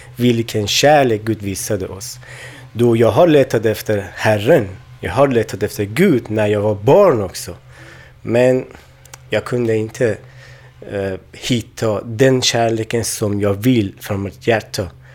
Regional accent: Afghanistan; Swedish is a second language; also born or lived in Iran; now in Sweden; jag kommer från Afghanistan, då men jag bodde i Iran också

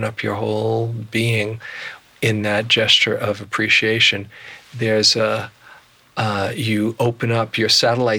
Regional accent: New York City, New York, United States; I was from Queens

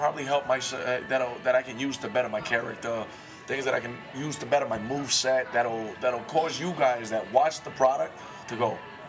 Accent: Massachusetts, United States; now in Colorado Springs, United States; Fall River, Massachusetts. That's my home state.

